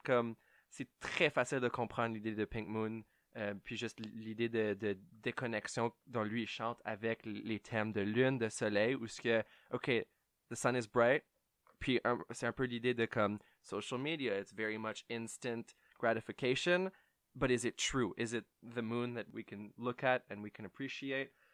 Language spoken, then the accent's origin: French; Ottawa, Ontario, Canada; je viens d'Ottawa. Euh, je suis franco-ontarien, je ne suis pas new-yorkais